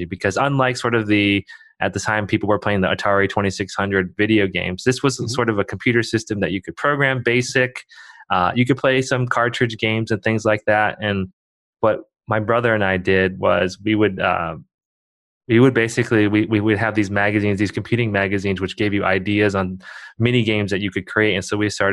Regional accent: Bowling Green, Ohio, United States; moved away as an adult; also born or lived in China; now in Oregon, United States; growing up in a small town in Ohio.

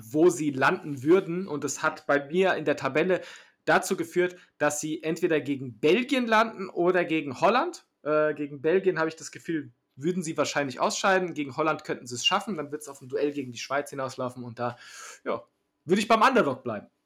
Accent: Germany; Deutschland ist halt das Land, wo ich geboren bin

